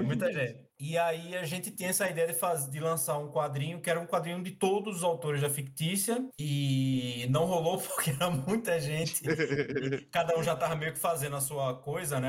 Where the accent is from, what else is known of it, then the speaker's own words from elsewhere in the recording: Maceió, Alagoas, Brazil; now in Marechal Deodoro, Brazil; eu sou de Maceió, Alagoas, mas é, há dois anos eu moro em Marechal Deodoro, que é litoral sul, região metropolitana de Maceió